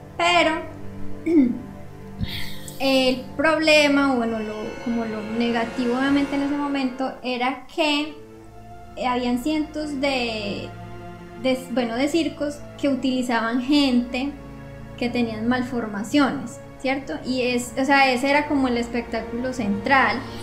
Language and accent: Spanish; Colombia; moved away; lo que tenemos en nuestro país